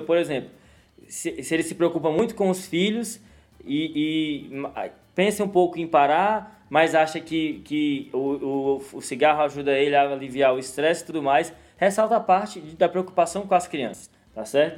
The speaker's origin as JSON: {"language": "Portuguese", "region": "Northeast Region", "country": "Brazil", "said": "Eu sou do Nordeste"}